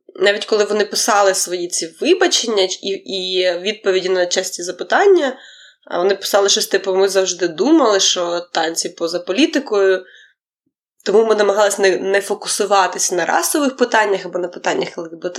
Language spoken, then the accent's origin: Ukrainian; Ukraine; я з України